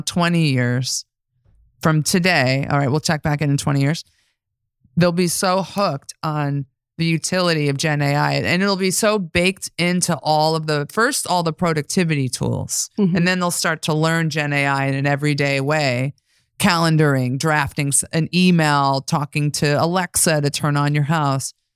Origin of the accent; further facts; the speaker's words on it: New York, United States; I'm from New York